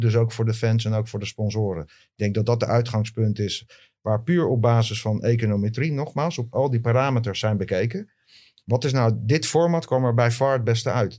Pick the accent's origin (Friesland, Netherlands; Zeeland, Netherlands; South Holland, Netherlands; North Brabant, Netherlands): South Holland, Netherlands; Leiden; ik kom uit Leiden